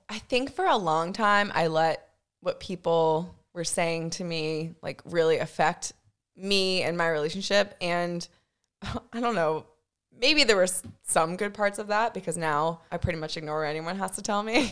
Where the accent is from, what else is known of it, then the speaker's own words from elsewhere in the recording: Winchester, Virginia, United States; also born or lived in Rhode Island; now in Richmond, United States; I grew up in Winchester